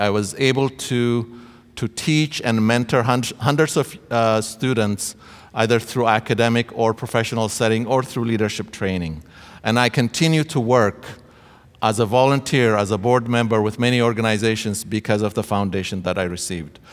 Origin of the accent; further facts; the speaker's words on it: Ethiopia; moved away as an adult; now in Canada; I came to study from Ethiopia uh, at Trinity Western University.